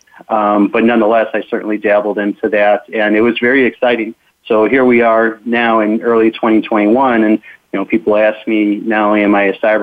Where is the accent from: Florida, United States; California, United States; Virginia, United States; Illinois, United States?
Illinois, United States; Chicago; moved away as an adult; I was born and raised in Chicago, and I was a private investigator there for 15 years.